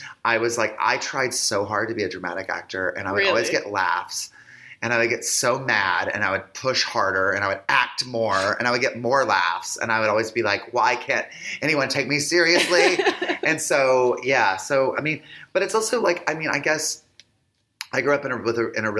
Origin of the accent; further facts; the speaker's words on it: Lincolnton, North Carolina, United States; moved away; also born or lived in Los Angeles; I grew up in North Carolina